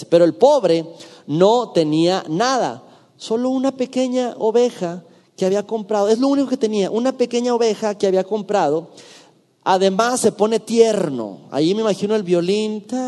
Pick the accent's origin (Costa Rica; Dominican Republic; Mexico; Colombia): Mexico; Durango; en mi ciudad natal, en la ciudad de Durango